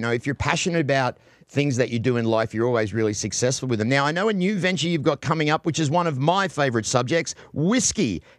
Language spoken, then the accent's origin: English; Australia; I am an Australian.